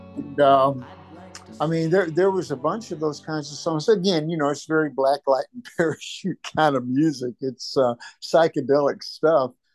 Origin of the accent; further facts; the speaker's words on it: Dallas, Texas, United States; moved away; I came from Dallas